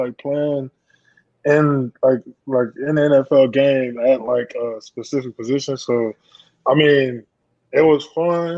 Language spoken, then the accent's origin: English; Florida, United States; Yes, I am.